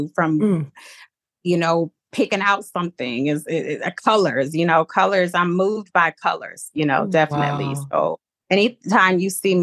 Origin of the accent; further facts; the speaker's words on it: Zion, Illinois, United States; So I am from Zion, Illinois. I grew up in Zion. I went to Zion Benton High School, graduated there.